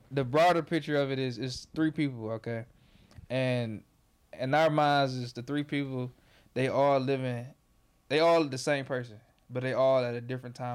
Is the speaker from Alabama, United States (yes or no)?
no; Detroit, Michigan, United States; also born or lived in Inkster, Michigan; I mean, I'm from Southwest. I moved in sixth grade Okay, okay. I was I'm on like Spring Wells Vanderbilt, but I moved sixth grade to second at MLK. Stayed down there till I graduated. Shit went to Wayne. Then I moved my pops. You know, I'm from I'm from I say Detroit.